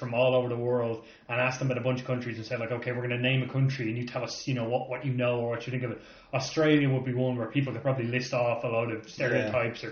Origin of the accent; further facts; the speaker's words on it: Ireland; as Irish people